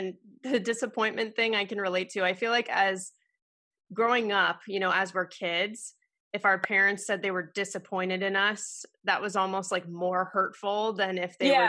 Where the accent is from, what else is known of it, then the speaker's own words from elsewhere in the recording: Southern California, United States; moved away as an adult; now in Connecticut, United States; I'm from California, Southern California, very spoiled with the whole year round softball being so easy.